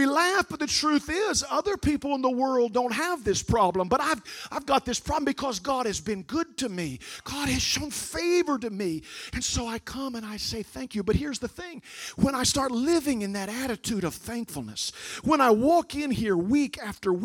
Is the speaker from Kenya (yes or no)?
no; Raccoon Township, near Centralia, Illinois, United States; I grew up outside of Centralia before Salem in a little place called Raccoon Township.